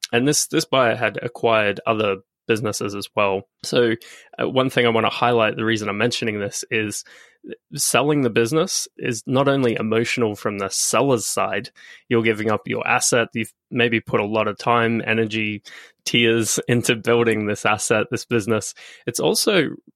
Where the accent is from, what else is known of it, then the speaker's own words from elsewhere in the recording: Australia; I'm Australian